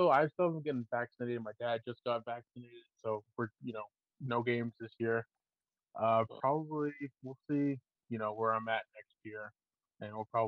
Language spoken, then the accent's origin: English; Maine, United States; I'm, I'm from Maine, born and raised.